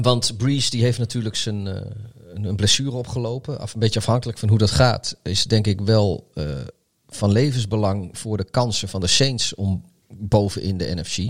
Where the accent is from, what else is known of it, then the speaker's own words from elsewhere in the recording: Netherlands; wij, wij, als Nederlanders